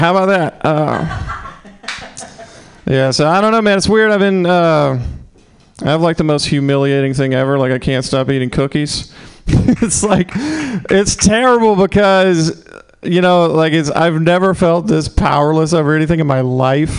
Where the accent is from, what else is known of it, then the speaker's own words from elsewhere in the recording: the South, United States; accent: southern; moved away; I'm from the South